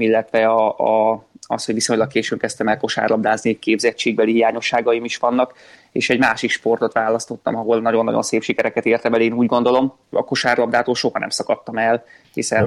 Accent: Szolnok, Jász-Nagykun-Szolnok, Hungary; szólnakon nevelkedtem

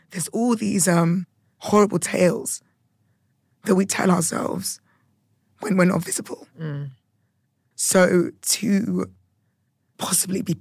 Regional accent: United Kingdom; being a Brit

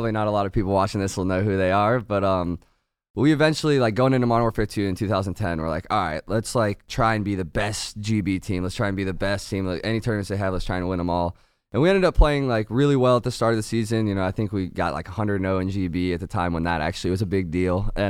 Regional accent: Northern Virginia, United States

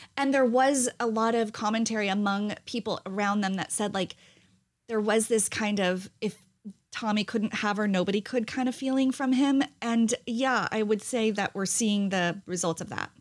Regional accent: New Jersey, United States; I'm half Italian and I'm from New Jersey.

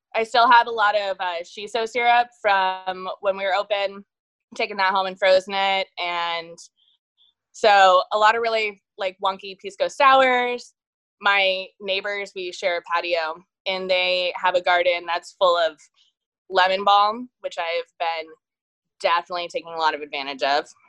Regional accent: Dayton, Ohio, United States; also born or lived in Short North, Columbus, Ohio; now in Columbus, United States; I'm from Dayton

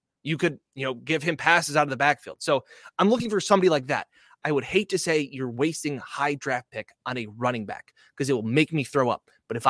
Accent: Denver, Colorado, United States; We're both from the Denver area.

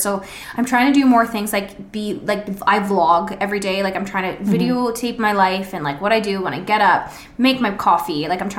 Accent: Ontario, Canada; moved away; because I'm literally from Ontario

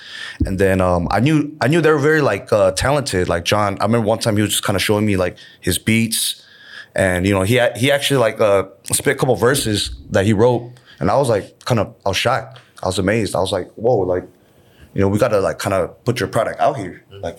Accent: California, United States; moved away as an adult; now in Seoul, South Korea; So basically, I was born here in Seoul. And I went to the States, California, when I was 3.

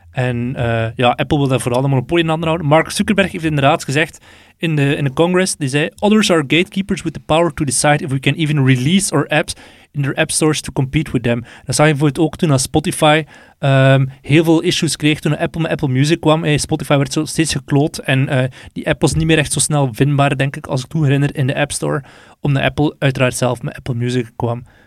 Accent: Belgium; wij nu als Belg

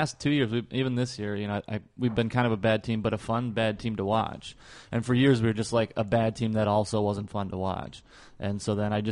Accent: Minnesota, United States; moved away; I grew up in Minnesota

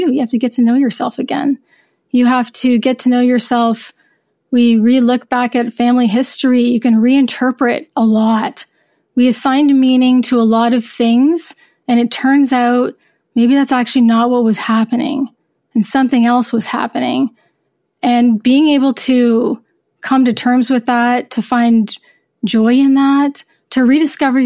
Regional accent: United States; moved away; I'm horrible at French because I grew up in the States

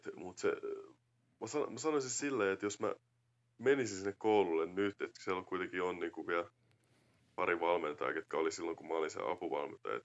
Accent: Finland; vaikka mun Amerikan isä, niin kuitenkin mä oon kasvanut Suomessa ja suomalaisessa kulttuurissa

